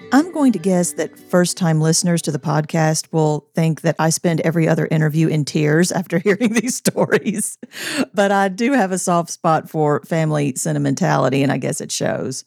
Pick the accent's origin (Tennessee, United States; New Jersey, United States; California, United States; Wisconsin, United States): Tennessee, United States; Columbia; we grew up in Columbia, Tennessee